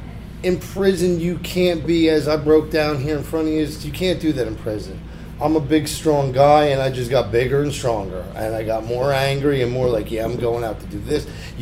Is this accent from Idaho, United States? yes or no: no; Toms River, New Jersey, United States; I wasn't brought up in a tough neighborhood. I'm from Toms River. Mean streets of Toms River.